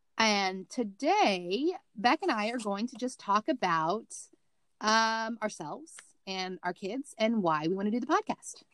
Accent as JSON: {"language": "English", "region": "Missouri", "country": "United States", "tie": "born or raised there", "moved": "yes", "said": "My bedroom was in the basement because I was from Missouri"}